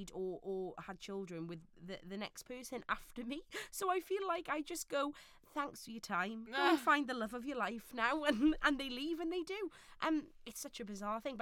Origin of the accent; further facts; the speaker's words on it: Neath, Wales, United Kingdom; my hometown of Neath in South Wales